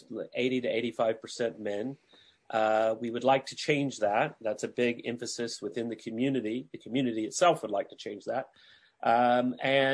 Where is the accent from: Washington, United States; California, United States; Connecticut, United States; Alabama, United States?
Alabama, United States; Huntsville; my hometown, Huntsville, Alabama